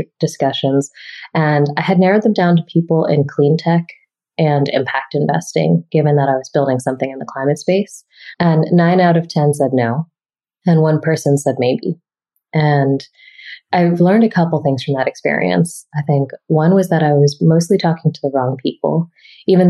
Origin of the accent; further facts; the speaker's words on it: Boston, Massachusetts, United States; moved away; I grew up in Boston and I love Boston